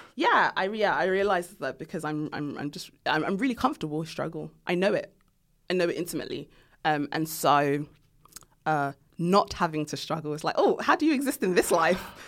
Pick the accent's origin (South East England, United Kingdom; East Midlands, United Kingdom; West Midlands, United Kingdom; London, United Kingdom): London, United Kingdom; I grew up in Tottenham